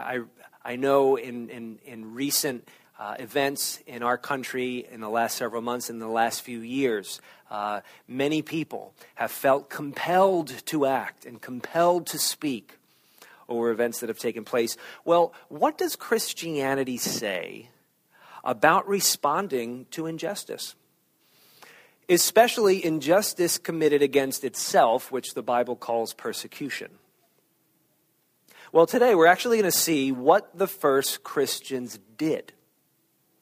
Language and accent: English; United States; As Americans